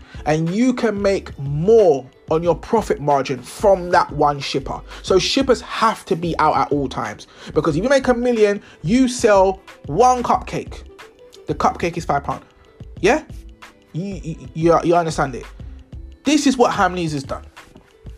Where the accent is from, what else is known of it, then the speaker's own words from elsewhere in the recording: London, United Kingdom; I'm from London.